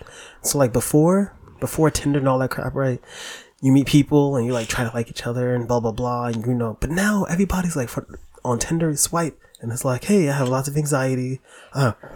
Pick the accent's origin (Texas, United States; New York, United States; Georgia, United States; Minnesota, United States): New York, United States; New York City; I'm from the Bronx